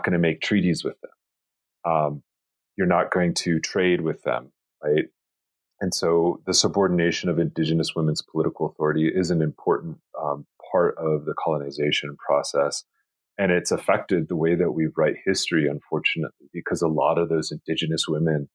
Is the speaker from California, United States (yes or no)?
no; Chamberlain, South Dakota, United States; the place where I was born and raised in Chamberlain, South Dakota